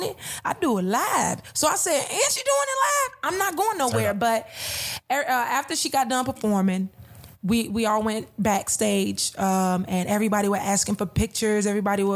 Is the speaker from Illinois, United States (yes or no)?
yes; Chicago, Illinois, United States; I'm like Southside, 84th Peoria